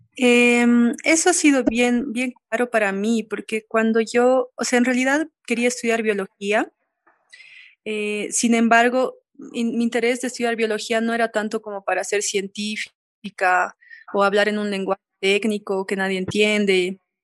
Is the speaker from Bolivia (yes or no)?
yes; La Paz, Bolivia; una ciudadana paseña